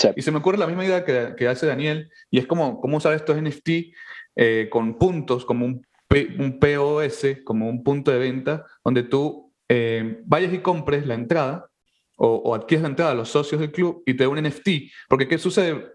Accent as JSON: {"language": "Spanish", "country": "Venezuela", "moved": "yes", "lives_now": "New York City, United States", "said": "nosotros somos venezolanos"}